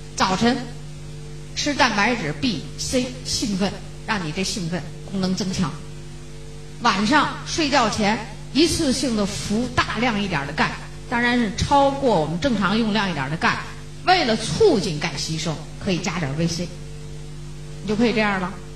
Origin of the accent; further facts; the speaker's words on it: China; 我们中国人一贯的是不信